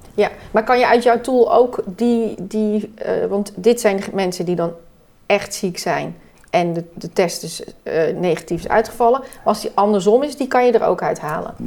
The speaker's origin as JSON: {"language": "Dutch", "country": "Netherlands", "said": "wij als Nederlanders"}